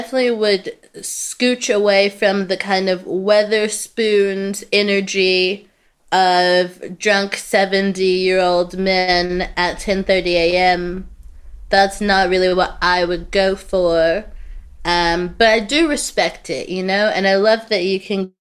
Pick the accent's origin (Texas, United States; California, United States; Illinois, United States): Texas, United States; Houston; moved away as an adult; now in United Kingdom; I'm from Houston, which is in Texas